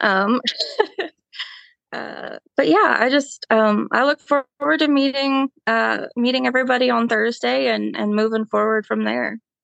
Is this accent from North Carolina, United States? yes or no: yes; Belmont, North Carolina, United States; I have really, um, grown up in Belmont